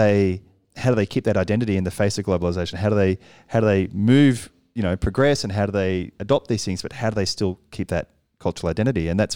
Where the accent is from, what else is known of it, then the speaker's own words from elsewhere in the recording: Australia; because I'm Australian.